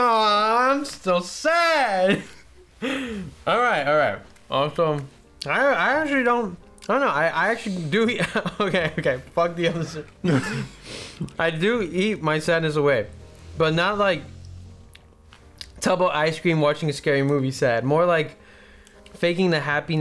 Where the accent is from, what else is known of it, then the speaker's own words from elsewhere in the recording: Long Beach, California, United States; my hometown